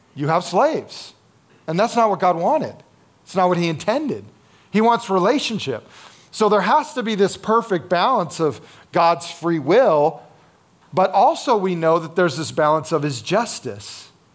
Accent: United States; one of our challenges as Americans

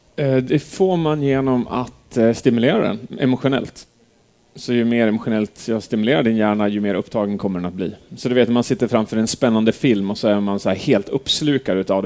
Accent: Edsbyn, Gävleborg County, Sweden; moved away; Jag är uppvuxen här. Jag är liksom Edsbyn

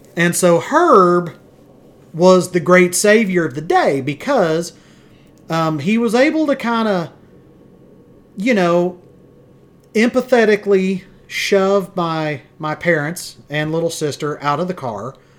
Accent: Wichita Falls, Texas, United States; we're from Wichita Falls.

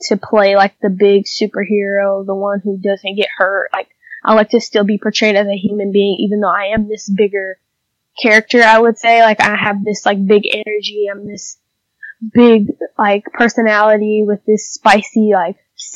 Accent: Atlanta, Georgia, United States; I started in Atlanta because I'm from Atlanta, so I live in Atlanta

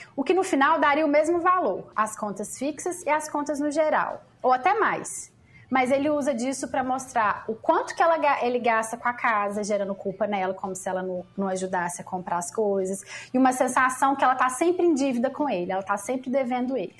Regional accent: Lavras, Minas Gerais, Brazil; eu sou de Lavras, Minas Gerais, imagina, interior de Minas

